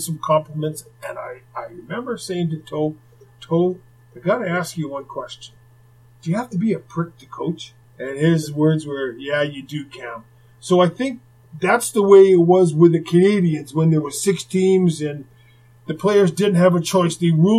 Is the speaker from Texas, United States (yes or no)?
yes; Texas, United States; because I came from Texas, so I remember the first day. I wore this cowboy outfit.